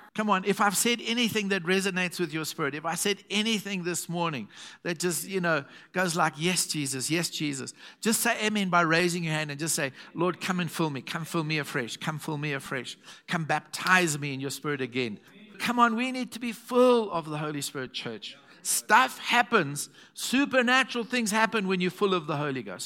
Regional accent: Zimbabwe; I'm from Zim's.

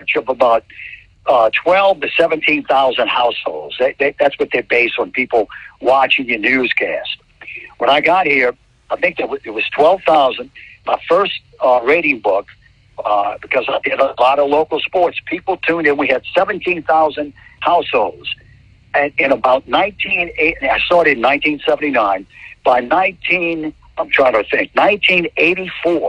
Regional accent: New Orleans, Louisiana, United States; moved away; I'm from New Orleans.

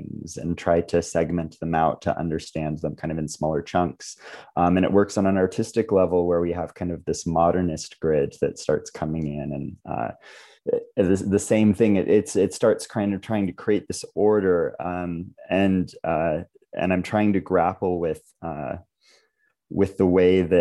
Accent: Oregon, United States; now in Provo, United States; living and growing up in Oregon

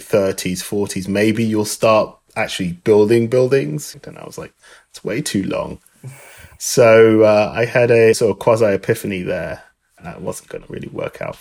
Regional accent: London, United Kingdom; moved away as an adult; now in United States; I originally am from London, England. I've lived in the US for over 24 years

